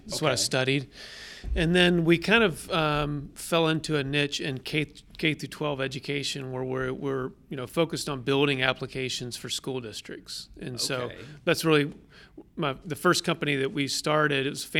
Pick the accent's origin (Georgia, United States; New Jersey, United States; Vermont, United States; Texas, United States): Georgia, United States; Atlanta; I'm a native Atlantan, so I grew up around here in Atlanta.